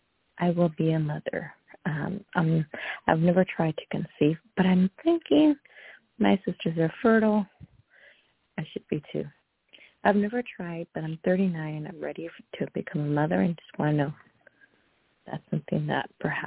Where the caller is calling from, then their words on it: California, United States; I'm calling from California.